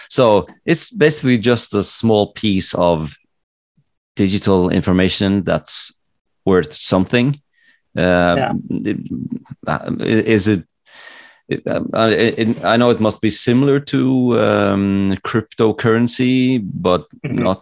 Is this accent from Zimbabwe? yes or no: no; Norway; English is a second language; let's say that I wanted to uh, not let people know that I'm from Norway.